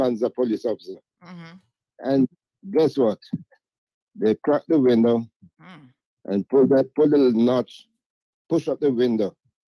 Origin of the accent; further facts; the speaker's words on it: Jamaica; now in Cayman Islands; he know for years that I did welding before I came from Cayman, from Jamaica, come to Cayman.